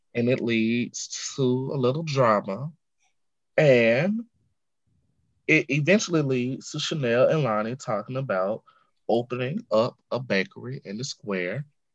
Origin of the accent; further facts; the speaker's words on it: the South, United States; Maybe because I'm from the South